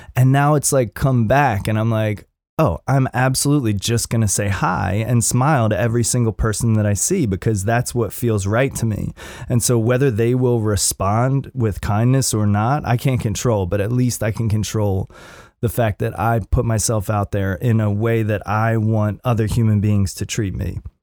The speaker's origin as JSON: {"language": "English", "town": "Upper Darby", "region": "Pennsylvania", "country": "United States", "moved": "yes", "said": "I'm from, I'm from Upper Darby originally"}